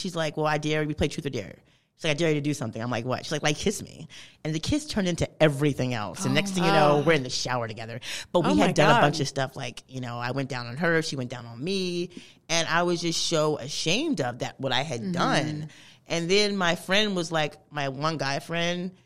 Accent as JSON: {"language": "English", "town": "Cherry Hill", "region": "New Jersey", "country": "United States", "tie": "born or raised there", "said": "I'm from the suburbs in New Jersey, South Jersey"}